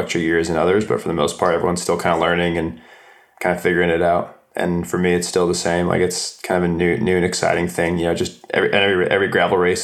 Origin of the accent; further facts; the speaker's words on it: Heber City, Utah, United States; also born or lived in Tucson, Arizona; I'm from Heber City, Utah, and I'll now spend half the year in Tucson, Arizona.